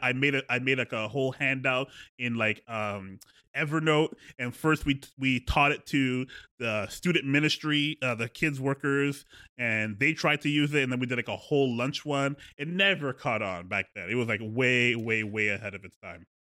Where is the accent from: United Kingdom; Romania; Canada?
Canada; Edmonton, Alberta; we're both from Alberta, both from the same hometown of Edmonton